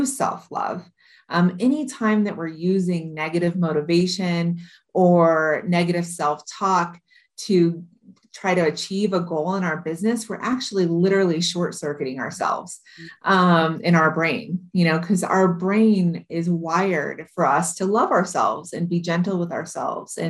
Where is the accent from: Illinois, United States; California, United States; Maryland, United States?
California, United States; Modesto; also born or lived in Iowa; now in Hawaii, United States; I was born and raised in Modesto, California in the United States